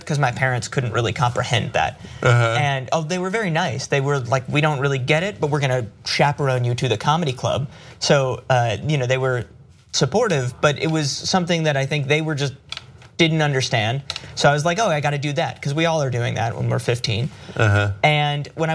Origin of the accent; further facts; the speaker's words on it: New York City, New York, United States; I grew up in New York, on the Upper West Side of Manhattan.